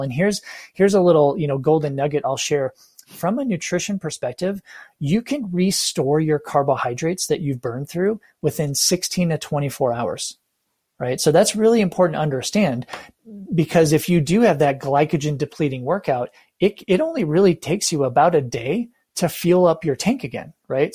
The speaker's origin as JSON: {"language": "English", "country": "United States", "said": "as an American, right, Caucasian or whatever"}